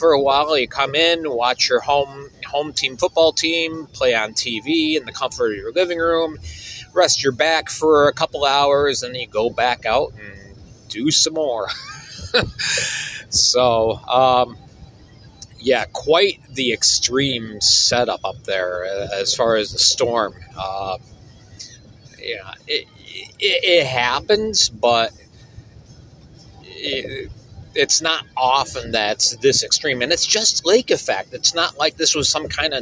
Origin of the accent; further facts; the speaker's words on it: Binghamton, New York, United States; now in northeastern Pennsylvania, United States; my hometown of Binghamton, New York